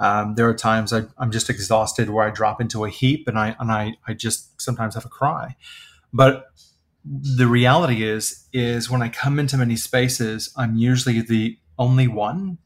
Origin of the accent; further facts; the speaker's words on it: the Midwest of the United States, United States; I was born and raised in the Midwest of the United States